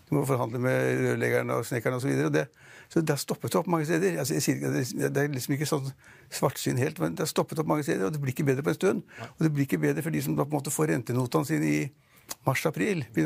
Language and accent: Norwegian; Norway; Vi nordmenn er ikke sånn veldig liksom, reiser i morgen